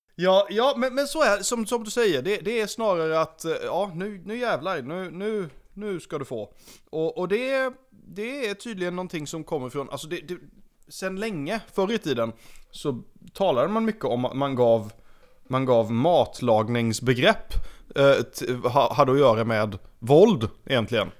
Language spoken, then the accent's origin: Swedish; Sweden; som svensk